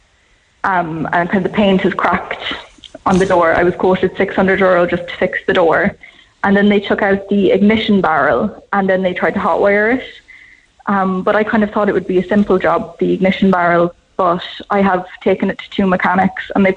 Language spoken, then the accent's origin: English; Mayo, Connacht, Ireland; moved away; I'm actually from Mayo myself, and I was speaking to my mechanic back in Mayo